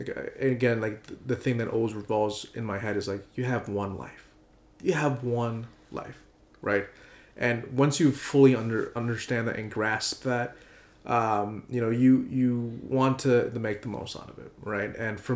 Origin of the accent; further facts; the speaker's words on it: Malaysia; Other locations are Malaysia, because I'm also Malaysian.